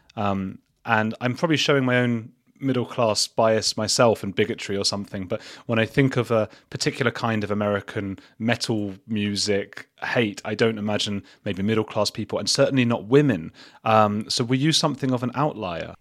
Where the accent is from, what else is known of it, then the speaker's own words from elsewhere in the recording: England, United Kingdom; I'm English